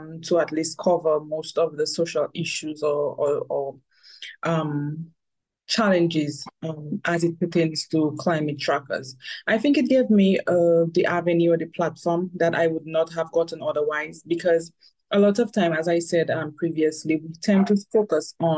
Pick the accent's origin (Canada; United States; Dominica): Dominica; I am from Dominica, the Commonwealth of Dominica.